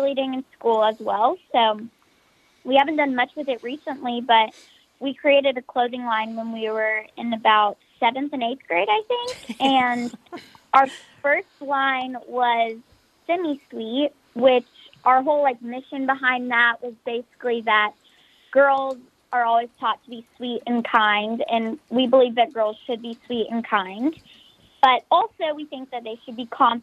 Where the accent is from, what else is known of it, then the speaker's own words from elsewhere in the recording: Nashville, Tennessee, United States; I was born here in Nashville, and I've never moved since